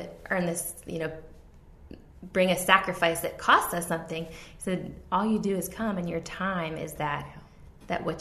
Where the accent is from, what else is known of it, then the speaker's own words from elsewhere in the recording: Virginia Beach, Virginia, United States; moved away; I moved away from Virginia Beach for 10 years